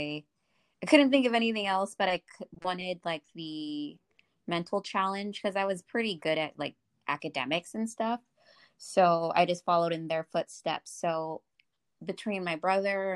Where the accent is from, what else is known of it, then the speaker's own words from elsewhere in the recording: Fresno, California, United States; I grew up here in the Valley, Fresno.